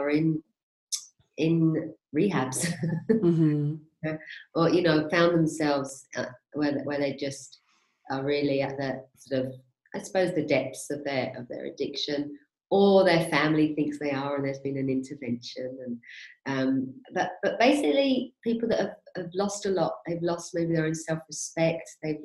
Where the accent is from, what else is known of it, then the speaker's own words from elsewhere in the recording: London, United Kingdom; moved away as an adult; now in Spain; I'm originally from West London, Maid of Ale